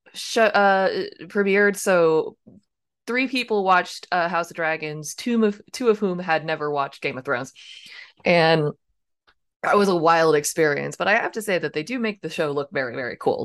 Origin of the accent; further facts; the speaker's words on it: United States; I grew up near Washington, D C